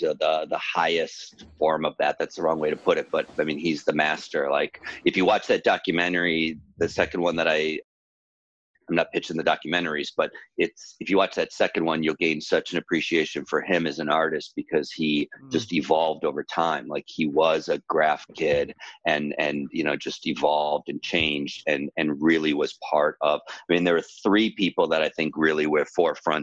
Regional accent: Chicago, Illinois, United States; moved away as an adult; also born or lived in Ohio; now in Los Angeles, United States; I was born in Ohio and grew up in Chicago.

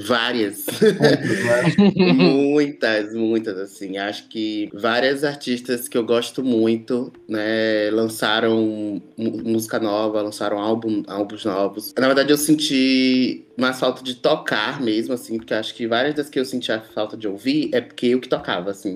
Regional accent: Salvador, Bahia, Brazil; moved away as an adult; now in São Paulo, Brazil; toco aí na Noite de São Paulo há seis anos, né, desde que eu cheguei aqui na cidade, eu sou sou de Salvador

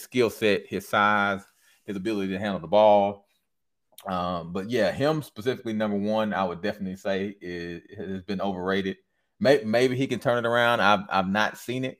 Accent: Michigan, United States; also born or lived in Louisiana; was born and raised in Michigan

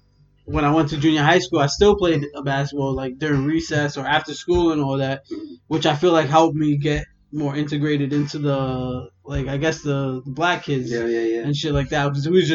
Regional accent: New York City, New York, United States; I was born here. I was born in Coney Island Hospital.

